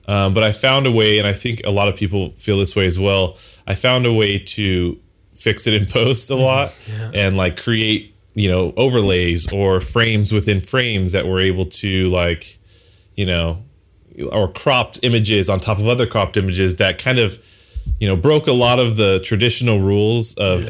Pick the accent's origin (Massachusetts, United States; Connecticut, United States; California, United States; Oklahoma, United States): California, United States; Los Angeles; born and raised in Southern California, LA for the most part